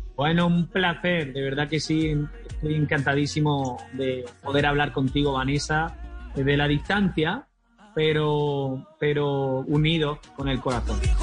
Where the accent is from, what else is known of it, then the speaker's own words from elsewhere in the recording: Almería, Andalusia, Spain; mi tierra natal, a Almería